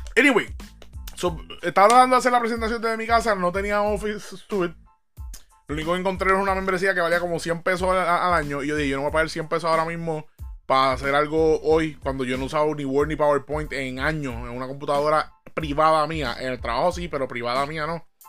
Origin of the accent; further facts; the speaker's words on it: Puerto Rico; yo como buen puertorriqueño